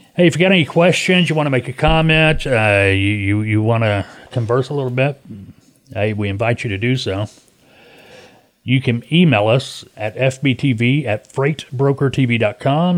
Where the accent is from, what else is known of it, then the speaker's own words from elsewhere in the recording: Arkansas, United States; I was raised here in Arkansas